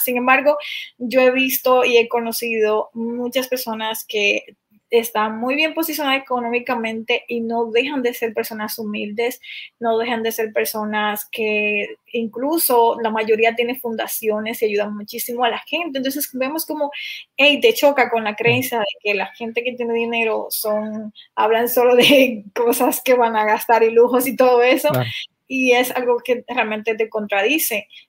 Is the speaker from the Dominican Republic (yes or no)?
yes; Dominican Republic; de República Dominicana